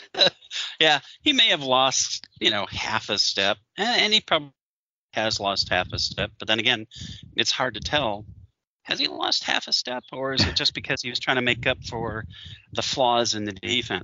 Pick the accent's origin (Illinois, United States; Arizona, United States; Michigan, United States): Michigan, United States; I grew up in Michigan